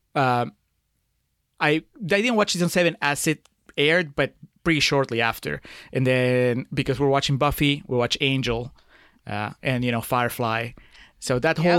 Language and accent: English; Peru; moved away as an adult; I grew up in Peru.